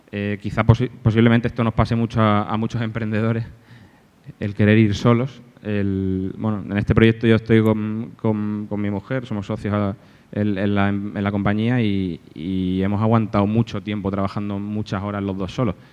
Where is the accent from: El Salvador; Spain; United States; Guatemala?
Spain; Málaga, Andalusia; now in Alicante, Spain; yo soy de Málaga, pero vivo, vivo aquí en Alicante hace cinco años porque mi mujer es de aquí